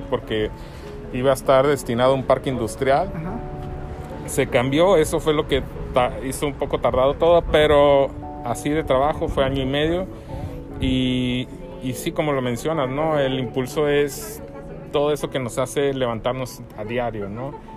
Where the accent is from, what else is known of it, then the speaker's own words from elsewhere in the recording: Hermosillo, Sonora, Mexico; moved away as an adult; also born or lived in Ensenada; Yo soy originario de Hermosillo, y terminando la carrera me fui encenada